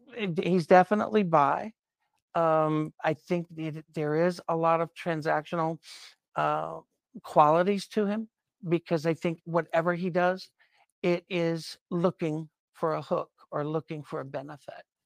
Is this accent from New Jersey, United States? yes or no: no; South Carolina, United States; I grew up in South Carolina in the nineteen sixties and seventies